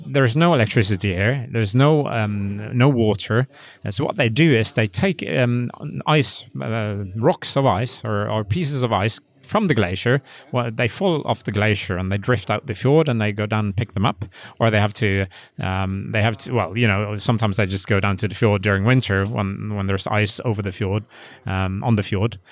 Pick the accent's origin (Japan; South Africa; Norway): Norway; West Coast of Norway, Western Norway; English is a second language; I'm from the West Coast, so I grew up there